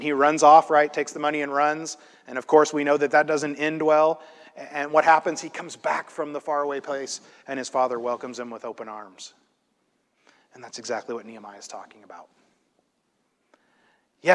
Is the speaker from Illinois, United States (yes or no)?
yes; Illinois, United States; I grew up in Illinois in a place that's very flat